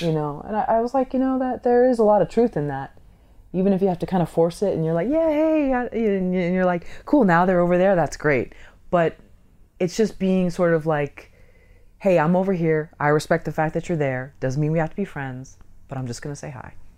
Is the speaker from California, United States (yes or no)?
yes; San Francisco, California, United States; I grew up in San Francisco